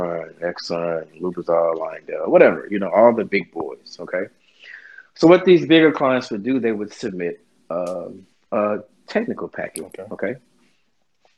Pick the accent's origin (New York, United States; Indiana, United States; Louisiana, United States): Louisiana, United States; Shreveport; now in Houston, United States; I'm a country kid from Shreveport, Louisiana